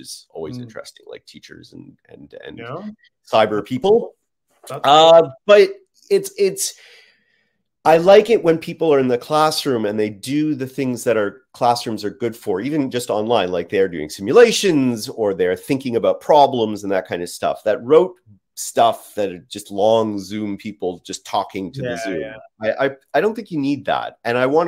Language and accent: English; Canada; We're Canadian